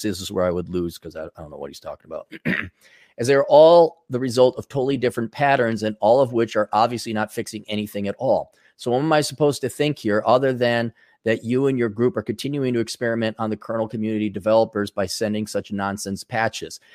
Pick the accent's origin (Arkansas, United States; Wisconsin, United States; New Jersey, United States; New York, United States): Wisconsin, United States; I grew up in Wisconsin